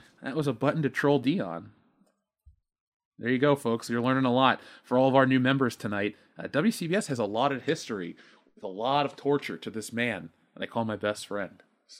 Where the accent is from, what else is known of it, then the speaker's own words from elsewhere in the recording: Buffalo, New York, United States; I'm from Buffalo.